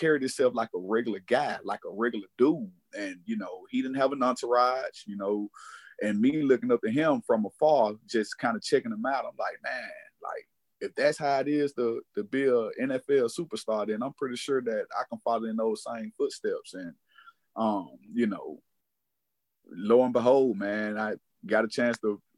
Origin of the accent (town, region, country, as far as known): Laurel, Mississippi, United States; born or raised there